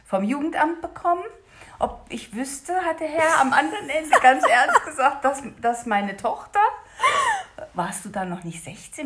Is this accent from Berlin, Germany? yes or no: no; Hesse, Germany; da wo ich aufgewachsen bin in Hessen